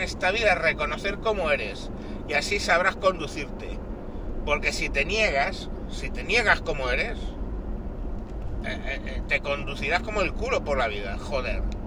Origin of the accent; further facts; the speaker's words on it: Spain; somos españoles